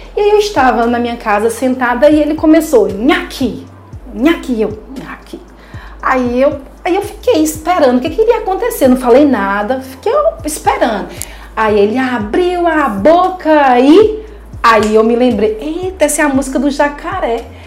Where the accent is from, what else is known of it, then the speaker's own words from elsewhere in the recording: Belo Horizonte, Minas Gerais, Brazil; now in Recife, Brazil; Eu sou de Belo Horizonte